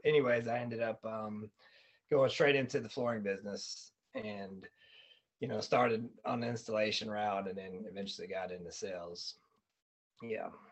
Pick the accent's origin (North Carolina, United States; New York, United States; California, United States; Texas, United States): North Carolina, United States; Fayetteville; now in Arizona, United States; I'm from Fayetteville, North Carolina